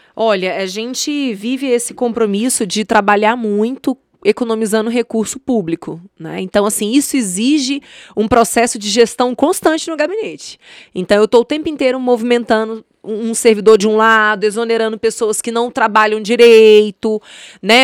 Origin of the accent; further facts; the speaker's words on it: Brasília, Federal District, Brazil; also born or lived in Patos de Minas, Minas Gerais; Sou mineira de Patos de Minas, minha família veio para cá, se instalou na Ceilândia, então eu passei minha infância na Ceilândia, eu passei minha adolescência no Areal